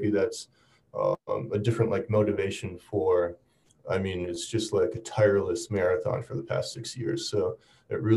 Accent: Wisconsin, United States; moved away as an adult; now in Seoul, South Korea; I'm from Wisconsin

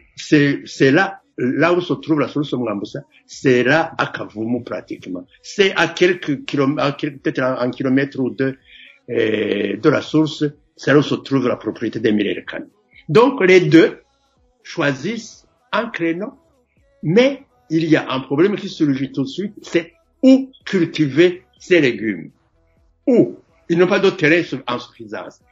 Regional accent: Makebuko, Gitega Province, Burundi; Moi, je suis de Makebuko, euh, dans le la partie sud de, la province de Gitega.

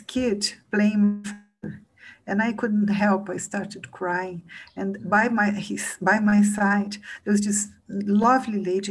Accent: Brazil

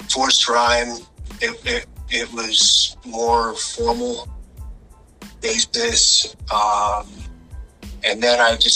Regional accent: Seattle, Washington, United States; also born or lived in Las Vegas / Reno; originally I'm from Seattle.

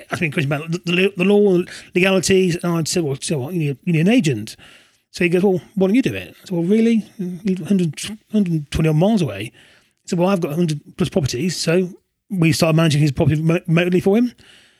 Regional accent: Coventry, West Midlands, United Kingdom; I grew up in Coventry

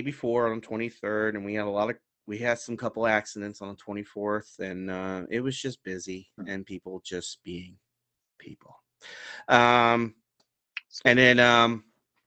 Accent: Florida, United States; moved away; I'm from Florida, so you know, but I've been up here for 14, 15 years now

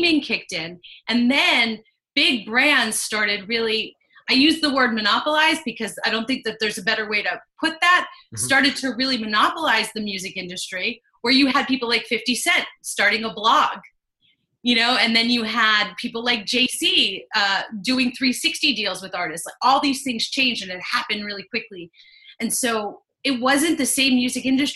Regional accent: United States; moved away as an adult; now in Philadelphia, United States; I grew up 2 hours outside of Philly

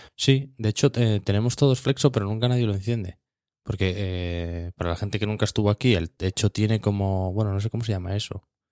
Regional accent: Asturias, Spain

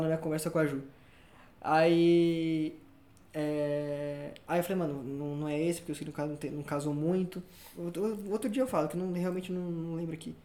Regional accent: São Paulo, Brazil; nasci em São Paulo, depois morei no interior de São Paulo, depois morei na, na pertinho do, do nosso ídolo, Rogério Ceni.

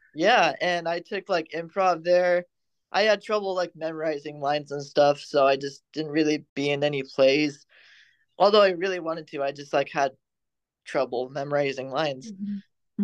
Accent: Fresno, California, United States; I'm from Fresno and there's not much to do in the valley

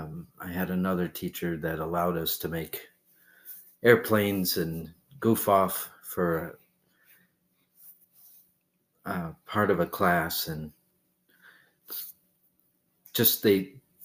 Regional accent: Peru, Massachusetts, United States; Peru, Massachusetts.

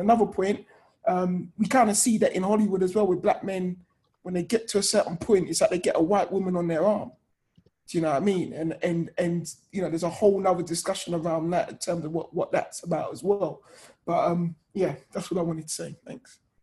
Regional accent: Hertfordshire, East of England, United Kingdom; I grew up outside of London, um, Hertfordshire, a very white area

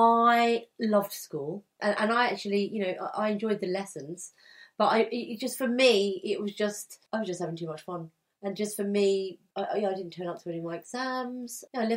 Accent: Essex, East of England, United Kingdom; When I left school, it was 1988. So I grew up in Essex

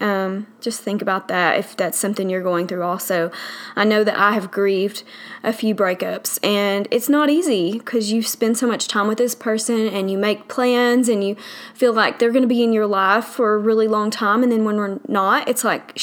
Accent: the South, United States; accent: southern; I live in the South, obviously from my accent

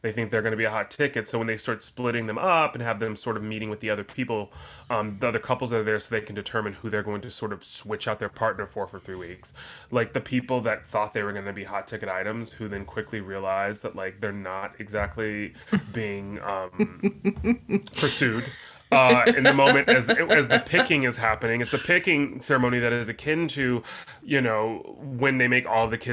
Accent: the South, United States; I'm from the South

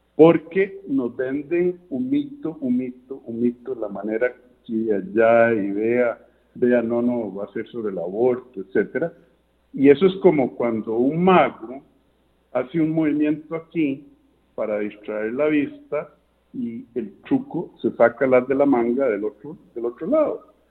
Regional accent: Costa Rica

